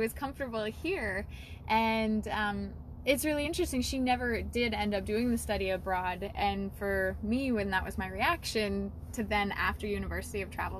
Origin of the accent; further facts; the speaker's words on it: Leslie, Saskatchewan, Canada; So I grew up here in Saskatchewan in a tiny little town called Leslie. I think the population is maybe 10 people. It's not even, it's like a special service area now. It used to be like a town and then a village and then a hamlet.